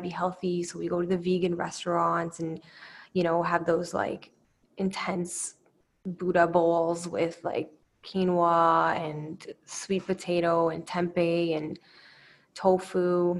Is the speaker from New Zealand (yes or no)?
no; Canada; also born or lived in Romania; I'm from Canada. I'm originally from Romania and I came to Canada in 1999. So I was pretty young. So it's fair to say that I'm pretty Canadian